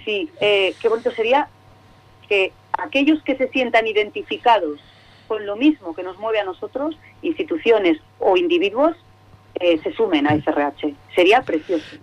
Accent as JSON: {"language": "Spanish", "region": "Cantabria", "country": "Spain", "said": "como buena cántabra"}